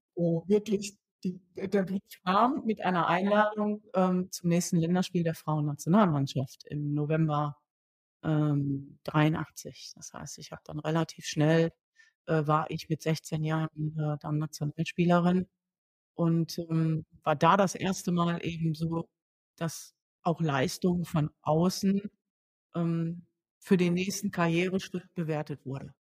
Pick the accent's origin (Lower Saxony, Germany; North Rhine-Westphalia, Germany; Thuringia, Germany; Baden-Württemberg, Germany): North Rhine-Westphalia, Germany; Duisburg; also born or lived in Siegen; In Duisburg groß geworden